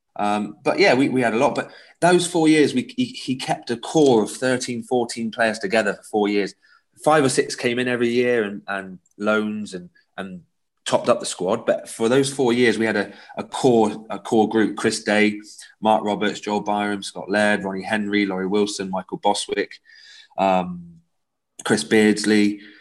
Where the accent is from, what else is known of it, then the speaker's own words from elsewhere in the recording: South West England, United Kingdom; accent: West Country; I got some absolute grief growing up as a yeah, Scotland supporter in the southwest.